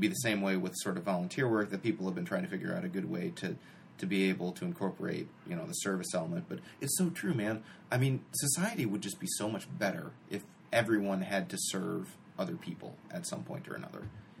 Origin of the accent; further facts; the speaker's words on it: Glen Ellyn, Illinois, United States; we come from Glen Ellyn. The best of the bullshitters live here.